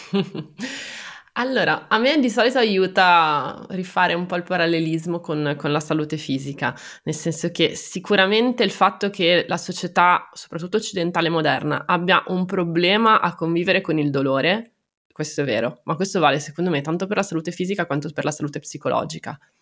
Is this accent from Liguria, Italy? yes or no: yes; Genoa, Liguria, Italy; sono genovese